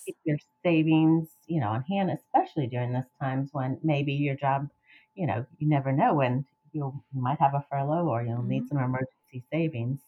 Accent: Miami, Florida, United States; moved away as an adult; now in Gainesville, United States; I am from South Florida and uh, Miami, and I am a transplant like many other uh, fellow Gainesvillians

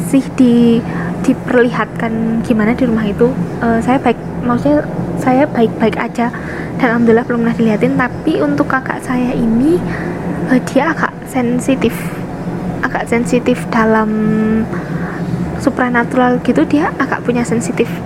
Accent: Wonosobo, Central Java, Indonesia; sebelumnya saya ini asalnya dari Wonosobo Jawa Tengah tapi saya pernah kuliah di UGM D3 Sekolah Vokasi Bahasa Perancis terus sekarang saya ting eh, apa balik lagi ke Wonosobo

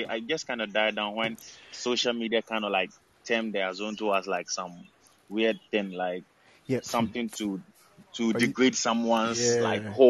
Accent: Ghana; I'm Ghanaian

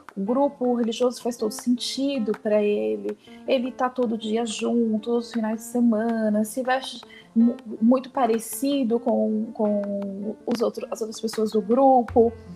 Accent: Brazil; Assim como nós brasileiros

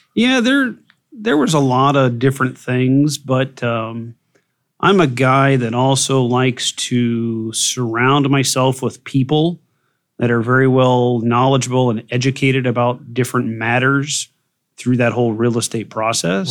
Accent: Burlington, Iowa, United States; I was born and raised here in Burlington

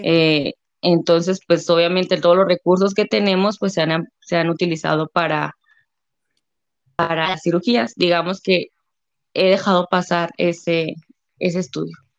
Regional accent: Delicias, Chihuahua, Mexico; soy de Delicia, Chihuahua.

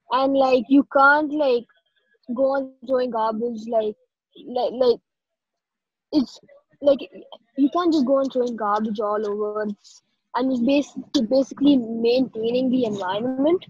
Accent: Bangalore, Karnataka, India; I am 14 years old and I'm from Bangalore, India

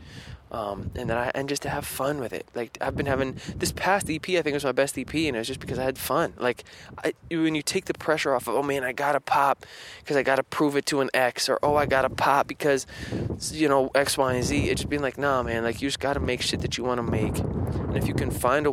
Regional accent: Spencer, United States; moved away; growing up in Spencer

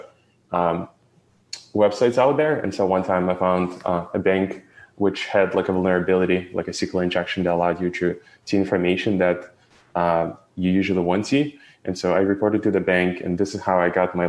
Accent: Ukraine; moved away; I was born in Ukraine

